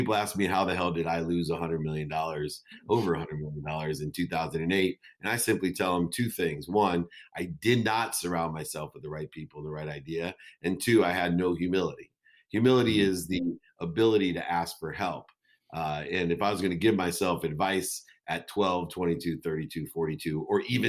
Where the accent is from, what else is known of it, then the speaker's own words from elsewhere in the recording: Akron, Ohio, United States; my entire community when I grew up in Akron, Ohio